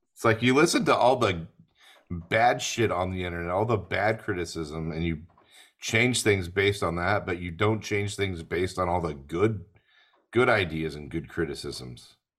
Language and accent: English; United States; I'm actually from the United States